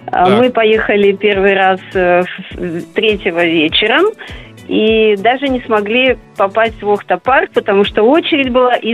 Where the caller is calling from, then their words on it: Saint Petersburg, Russia; Я из Санкт-Петербурга.